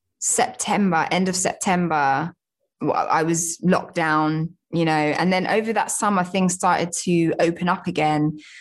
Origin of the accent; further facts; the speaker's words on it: Southend-on-Sea, East of England, United Kingdom; now in London, United Kingdom; I'm not like native to London. I grew up just outside in Southend-on-Sea in Essex, but I have lived in London for many years. Like a lot of my family are from London.